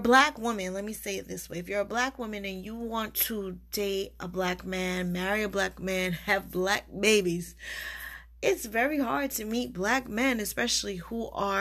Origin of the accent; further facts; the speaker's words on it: Barbados; accent: West Indian; also born or lived in United States; I'm a Bajan American